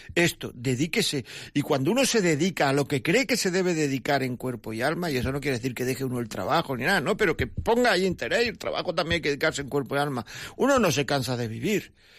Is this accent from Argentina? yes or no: no; Granada, Andalusia, Spain; Llaman desde mi pueblo, Encarna de Granada